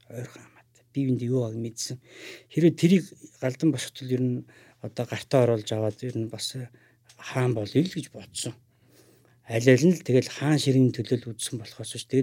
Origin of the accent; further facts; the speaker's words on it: Ulaanbaatar, Mongolia; Би өөрөө Улаанбаатар хотод төрсөн.